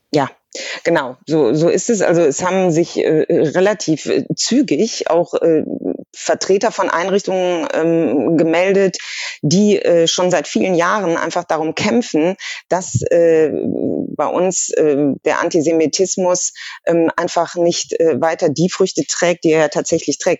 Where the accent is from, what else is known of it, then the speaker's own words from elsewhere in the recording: Germany; als, als Deutsche